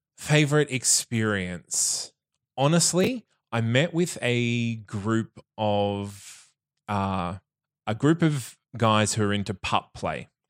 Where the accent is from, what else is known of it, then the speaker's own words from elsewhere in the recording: Bundaberg, Queensland, Australia; now in Brisbane, Australia; I grew up in Bundaberg